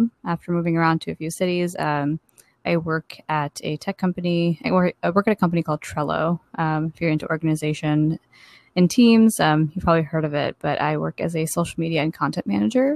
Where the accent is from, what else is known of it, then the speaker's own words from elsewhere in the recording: Chicago, Illinois, United States; moved away as an adult; now in Brooklyn, United States; I grew up in Chicago and grew up in the suburbs of Chicago